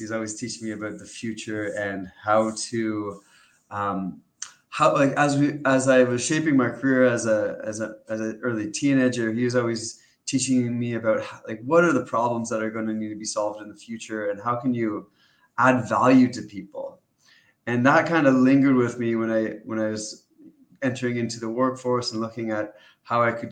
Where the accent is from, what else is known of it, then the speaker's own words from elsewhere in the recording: Canada; I grew up in Canada